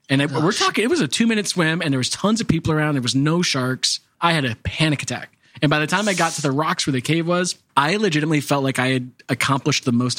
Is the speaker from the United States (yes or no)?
yes; Missouri, United States; I'm from Missouri.